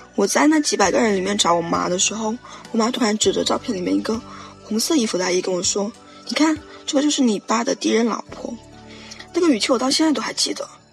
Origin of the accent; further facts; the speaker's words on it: Guangxi, China; 我来自广西，然后我今年十二十二岁